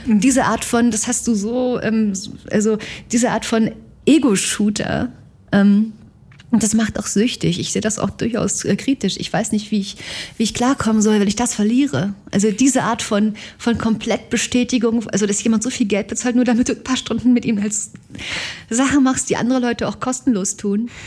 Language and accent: German; East Germany, Germany; ich bin aus Ost, Ostdeutschland